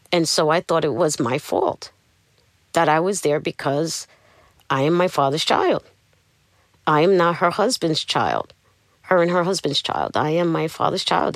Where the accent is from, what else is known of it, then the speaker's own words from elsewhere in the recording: New York City, New York, United States; I'm from Brooklyn